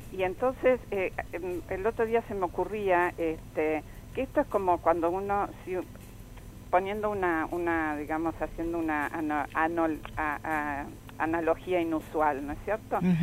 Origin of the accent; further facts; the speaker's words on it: Argentina; a mí como argentina